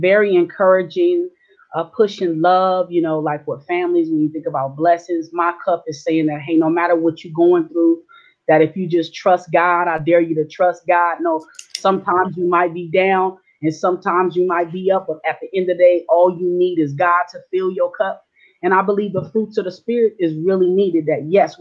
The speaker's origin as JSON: {"language": "English", "town": "San Diego", "region": "California", "country": "United States", "tie": "born or raised there", "also_born_or_lived": "Long Beach, California / Orange County, California", "said": "I was born in San Diego, California. I lived a few years of my life in Long Beach and Orange County. Majority of my life raised in San Diego, Southeast San Diego"}